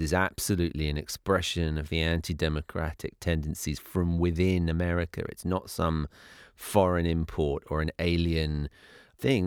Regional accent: United Kingdom; moved away as an adult; now in United States; I grew up in Britain, which obviously has its own history and its own blind spots. But coming to live in the U S as I did twelve years ago

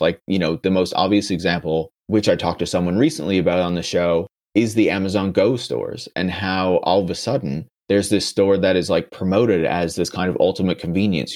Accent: Canada; I'm from Canada.

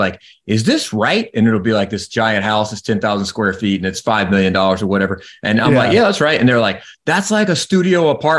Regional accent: South Carolina, United States; also born or lived in Tennessee; now in Nashville, United States; Yeah, I was born in Tennessee, but my parents moved back home when I was 6 months old, so I don't remember that. So I call South Carolina home, and okay. Then I moved up to Nashville about 20 years ago now.

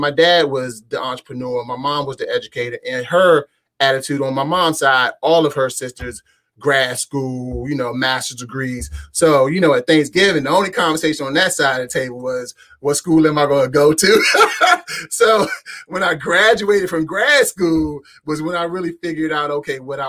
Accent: Prince George's County, Maryland, United States; moved away as an adult; now in Manassas, United States; I was actually born in Prince George's County, Maryland, closer to College Park, Maryland, home of the Terps.

